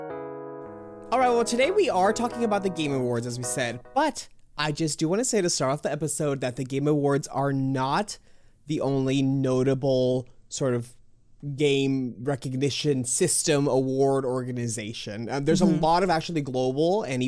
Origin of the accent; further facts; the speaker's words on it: Texas, United States; I'm from Texas